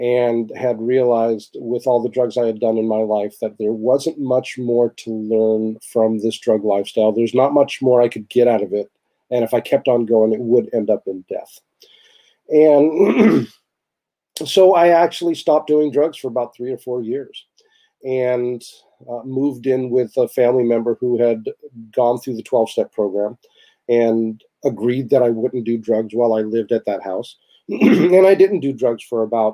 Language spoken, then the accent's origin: English; Santa Rosa, California, United States; now in Santa Cruz, United States; my hometown of Santa Rosa